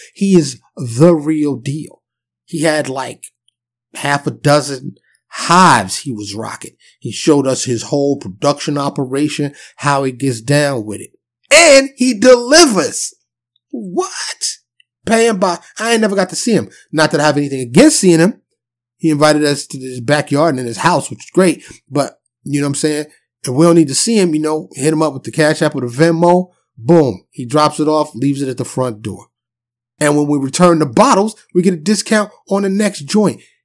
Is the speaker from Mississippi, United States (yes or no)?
no; New York City, New York, United States; moved away as an adult; also born or lived in Dallas suburb, Texas; now in Dallas, United States; I'm born and raised in New York City, but I live in Texas now